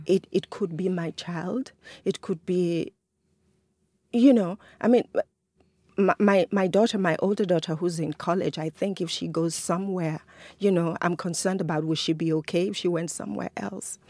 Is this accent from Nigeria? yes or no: yes; Nigeria; now in Rochester, United States; I'm an African, I'm a Nigerian